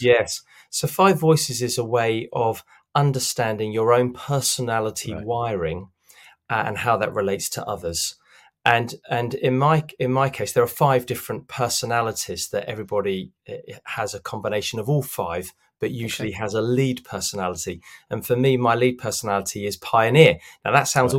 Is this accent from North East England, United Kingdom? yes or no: no; London, United Kingdom; I grew up in in South London